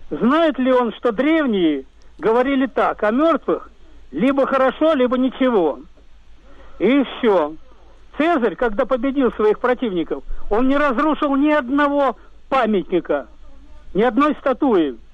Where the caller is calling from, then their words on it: Saint Petersburg, Russia; я из Ленинграда.